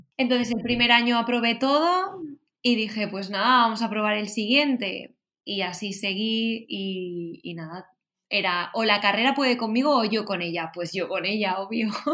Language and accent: Spanish; Valencian Community, Spain; yo soy de Valencia, de, de un pueblo